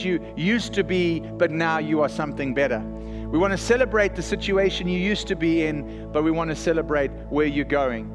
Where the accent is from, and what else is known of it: South Africa; accent: South African; now in Texas, United States